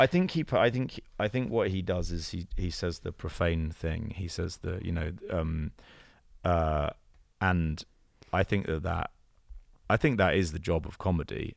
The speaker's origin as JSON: {"language": "English", "country": "United Kingdom", "accent": "British", "said": "I have a very British intonation, I think, and I mean also the other thing I I could just I can't do an American accent."}